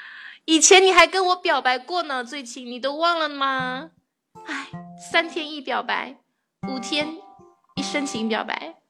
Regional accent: Jiangsu, China; 我是江苏的，我是江苏下面一个小城市的。

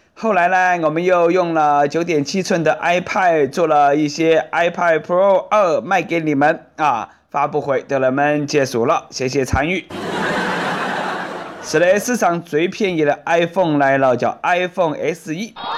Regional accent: Sichuan, China; accent: Sichuanese Mandarin (Chuanpu); 我们四川人肯定记得到他的名字噻

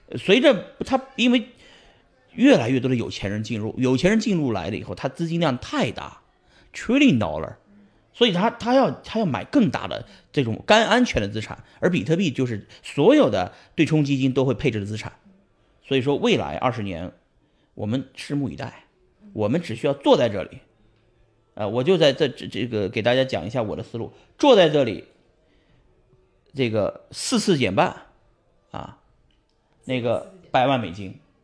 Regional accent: Pingyao, Shanxi, China; moved away as an adult; now in United States; 我还是要回山西老家，埋在山西老家，所以我也会埋回平遥啊。那是我，我来自于山西

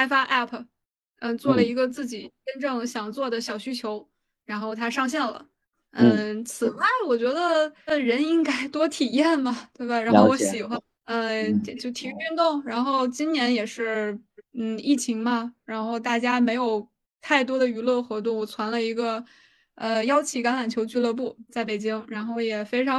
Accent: Shanxi, China; 对，我是山西人。

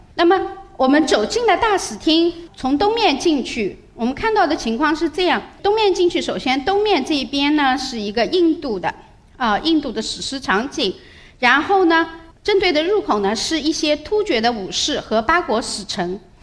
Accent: China; 我们中国人

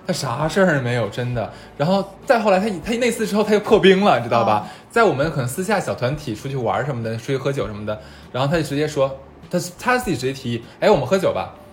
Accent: Harbin, Heilongjiang, China; moved away; 因为我是东北的，我酒量特别差

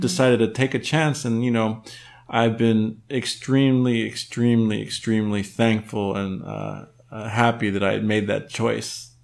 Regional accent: United States; born or raised there; also born or lived in Mexico; now in China

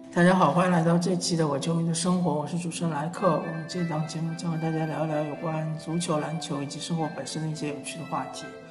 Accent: China; 我们中国人

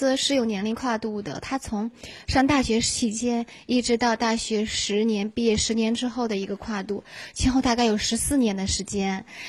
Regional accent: Gansu, China; moved away; 从小在甘肃电视台就做十二节目主持，那时候我还是一个学生呢

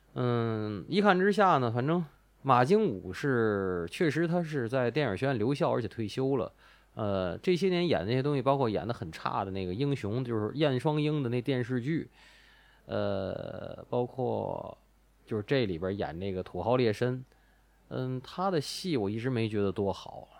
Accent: Tianjin, China; 我们三个主播都是天津的，家也在天津

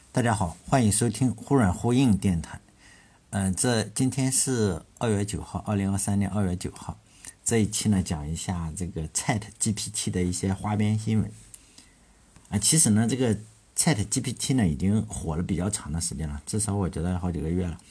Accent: China; 我们中国人

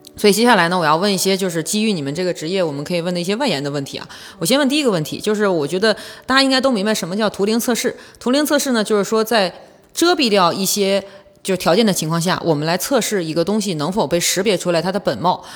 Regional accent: Northeast China, China; accent: Northeastern Mandarin; 我们东北话讲北，得劲儿

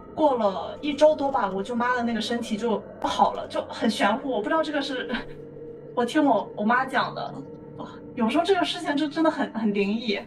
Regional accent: Liaocheng, Shandong, China; moved away; 我老家是在山东，我们那边整， 整个环境都有点迷信，特别是我爷爷奶奶那辈儿的

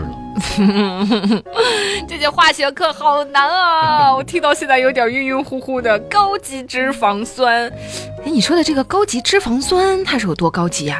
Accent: Shanghai, China; 以前我们上海人家都会就熬着猪油

